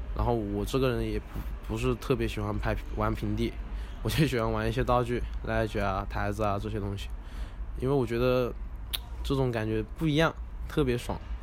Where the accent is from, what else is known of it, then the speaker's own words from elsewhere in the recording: Zhuzhou, Hunan, China; 我老家在湖南株洲嘛